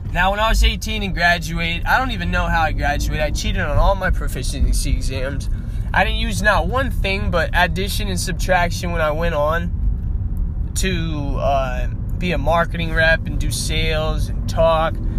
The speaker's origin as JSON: {"language": "English", "town": "Las Vegas", "region": "Nevada", "country": "United States", "tie": "born or raised there", "said": "growing up in Las Vegas, Nevada, I graduated with a 1.7 GPA"}